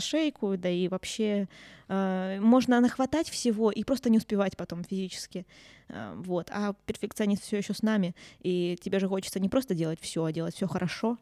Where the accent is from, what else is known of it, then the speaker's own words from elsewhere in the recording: Murmansk, Murmansk Oblast, Russia; я свой город люблю, в конце концов я здесь родилась, я тут выросла